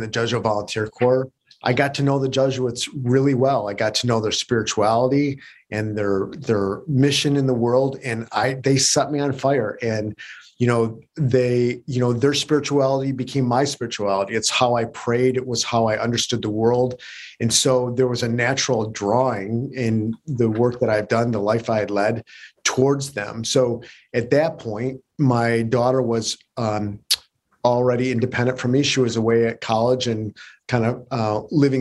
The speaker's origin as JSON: {"language": "English", "town": "Detroit", "region": "Michigan", "country": "United States", "tie": "born or raised there", "also_born_or_lived": "Berkeley / Chicago / San Francisco", "moved": "as an adult", "said": "They sent me back to my hometown"}